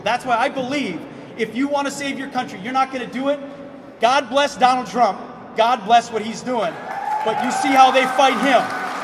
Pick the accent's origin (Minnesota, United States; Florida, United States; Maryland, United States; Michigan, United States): Minnesota, United States; Forest Lake; I grew up in Forest Lake, Minnesota